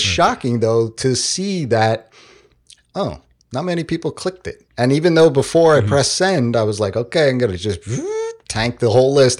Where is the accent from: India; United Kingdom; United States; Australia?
United States; New York; we're from New York